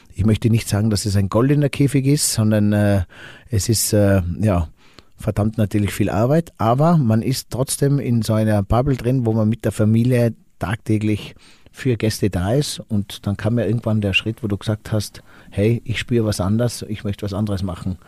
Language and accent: German; Finkenberg, Tyrol, Austria; ich komme aus der Stockfamilie in Finkenberg